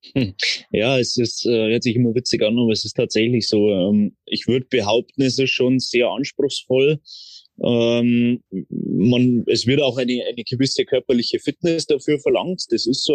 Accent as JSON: {"language": "German", "town": "Traunstein", "region": "Bavaria", "country": "Germany", "tie": "born or raised there", "said": "ich bin aufgewachsen in Traunstein"}